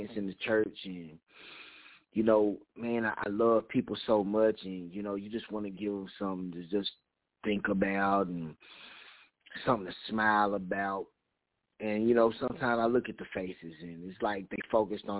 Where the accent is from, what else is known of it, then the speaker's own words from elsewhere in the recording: Knoxville, Tennessee, United States; I'm from Knoxville, Tennessee.